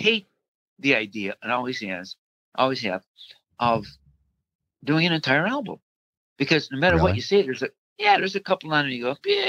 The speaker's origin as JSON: {"language": "English", "town": "Chicago", "region": "Illinois", "country": "United States", "tie": "born or raised there"}